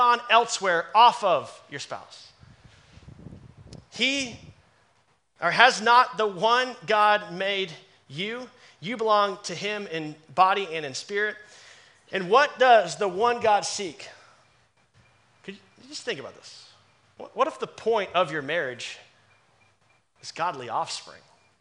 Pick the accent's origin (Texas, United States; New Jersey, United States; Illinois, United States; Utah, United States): Texas, United States; Dallas; moved away as an adult; I'm born and raised in Dallas